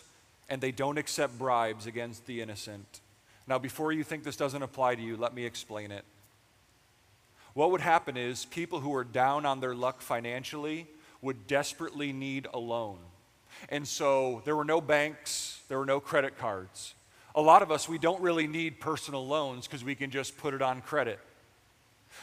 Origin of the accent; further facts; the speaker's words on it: United States; we are American